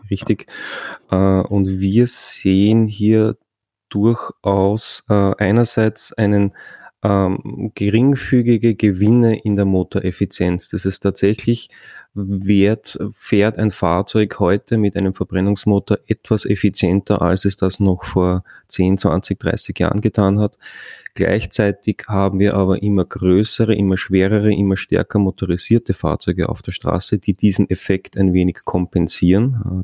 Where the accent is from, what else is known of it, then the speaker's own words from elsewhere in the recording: Austria; bei uns in Österreich